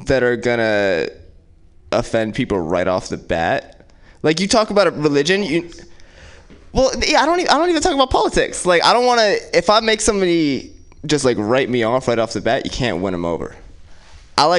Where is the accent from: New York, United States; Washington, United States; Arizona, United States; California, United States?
California, United States; Oakland; my parents are from Jersey, but I grew up in West Oakland